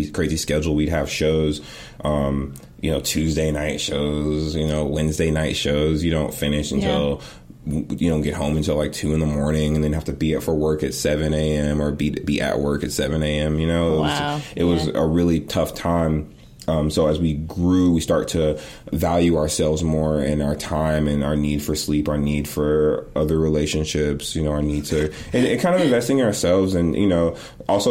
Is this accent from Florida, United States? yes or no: no; Oakland, California, United States; I'm from Oakland